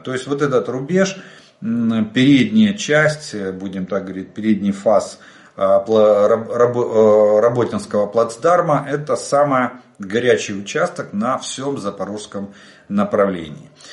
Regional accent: Ukraine; мы из Украины

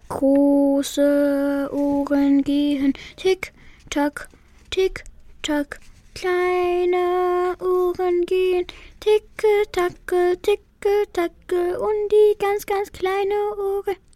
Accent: Afghanistan; German is a second language; Ich komme aus Afghanistan. Ich gehe in der Schule.

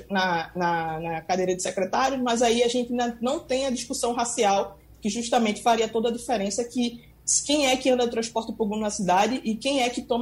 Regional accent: Recife, Pernambuco, Brazil; eu sou nasci né, e me criei em Dois Unidos, um dos bairros com menor índice de desenvolvimento humano aqui do Recife.

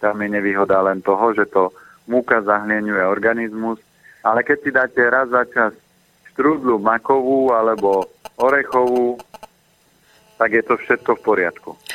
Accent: Orava, Žilina Region, Slovakia; Ja som vyrastal na Orave

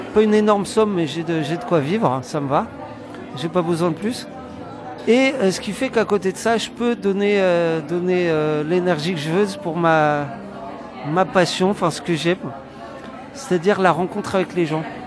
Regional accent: France; accent: French; now in Poland; j'ai mon accent français de merde

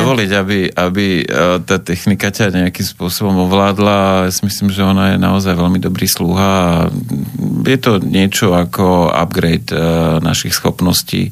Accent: Prievidza, Trenčín Region, Slovakia; vyrastal som v takom, by som povedal, intelektuálnom prostredí v Prievidzi

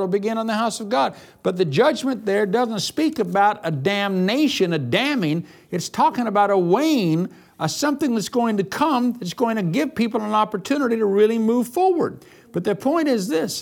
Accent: United States; I'm an American

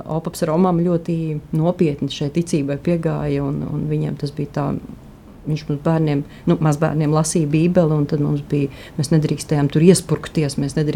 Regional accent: Sigulda, Sigulda Municipality, Latvia; born there; vismaz es esmu dzimusi Siguldā, un līdz ar to šeit Siguldā tā ticība, nu, e, saistot ar skolām, nu, nebija tik vienkārši

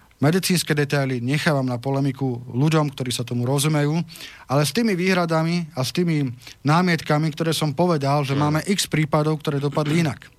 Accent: Slovakia; som katolík, uh, som právnik a som Slovák.

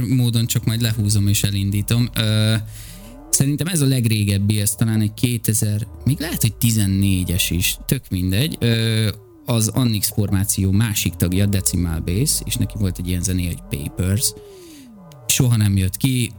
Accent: Hungary

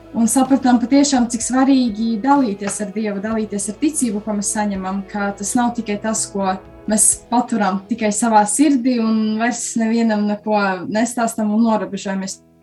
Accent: Krāslava, Latgale, Latvia; now in Rēzekne, Latvia; Es nāku pavisam no citas Latvijas malas, no mazas pilsētiņas Krāslavas.

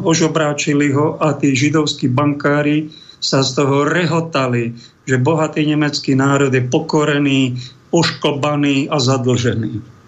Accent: Slovakia; v celom národe cítime, my sme Slováci

